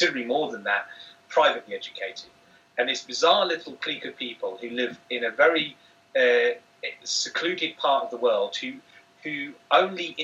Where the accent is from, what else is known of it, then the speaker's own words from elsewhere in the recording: Manchester, North West England, United Kingdom; I come from Manchester